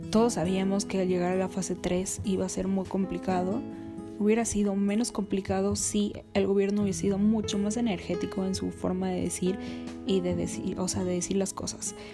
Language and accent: Spanish; Mexico; si sabes de qué tamaño es el país que estás gobernando y lo necio que somos los mexicanos